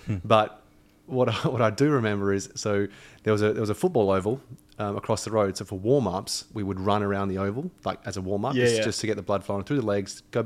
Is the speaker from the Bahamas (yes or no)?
no; Australia; I was born in Australia, so I am technically Australian, but I have European heritage